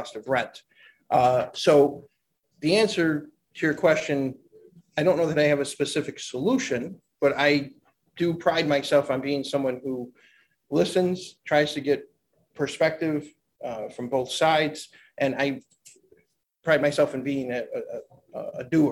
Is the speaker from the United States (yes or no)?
yes; Niagara Falls, New York, United States; I am born and raised in Niagara Falls.